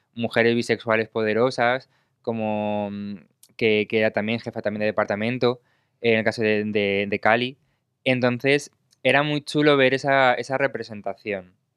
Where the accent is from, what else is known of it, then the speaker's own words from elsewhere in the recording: Spain; yo soy de España